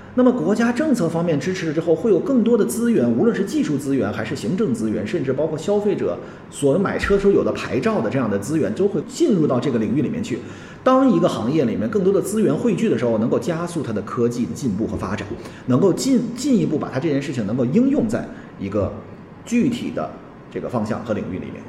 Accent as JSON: {"language": "Chinese", "country": "China", "said": "我们中国人"}